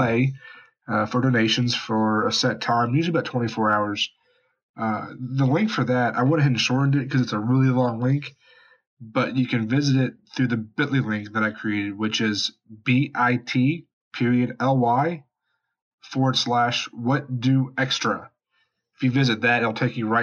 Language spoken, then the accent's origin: English; West Virginia, United States; moved away; Huntington, West Virginia, my home state